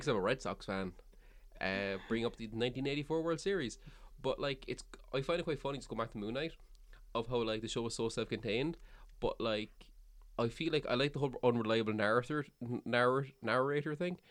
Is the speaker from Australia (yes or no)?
no; Cork, Munster, Ireland; I'm from Cork